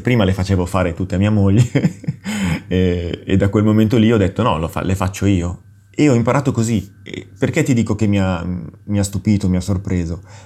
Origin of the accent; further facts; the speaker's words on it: Milan, Lombardy, Italy; sono nato a Milano e in una famiglia, sono cresciuto in una famiglia completamente monolingue.